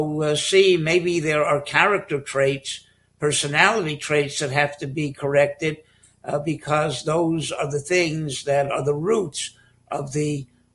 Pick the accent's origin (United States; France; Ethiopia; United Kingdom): United States; Miami, Florida; moved away as an adult; also born or lived in Bronx, New York / Telz Yeshiva (Cleveland); now in Moshav Matityahu, Israel; I grew up in Miami and attended the Hebrew Academy and the Mesifta in Miami